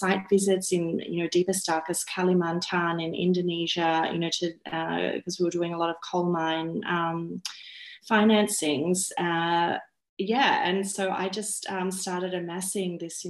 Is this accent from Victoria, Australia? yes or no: no; Sydney, New South Wales, Australia; I grew up in Sydney's western suburbs.